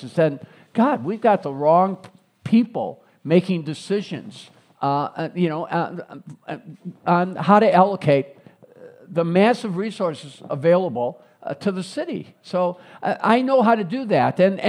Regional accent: Chicago, Illinois, United States; also born or lived in Springfield; I grew up in Roseland. So I was born and raised in Roseland, the grandson of Greek-American immigrants

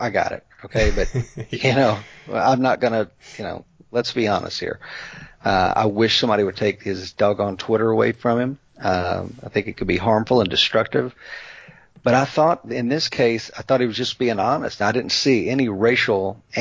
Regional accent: East Tennessee, United States; I'm from Scots-Irish folk here in East Tennessee

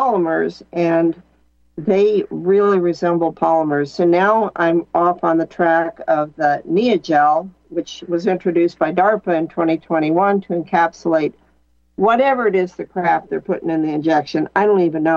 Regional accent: Missouri, United States; I'm from Missouri

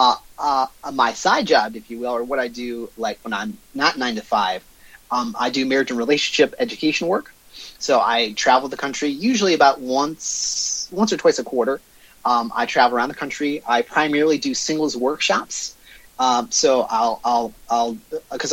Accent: Michigan, United States; also born or lived in Detroit / Dearborn, Michigan; Born and raised in Michigan. So I spent the first 5 years of my life in Detroit. Moved around throughout the state for various jobs. But I've been in Southeast Michigan all my life.

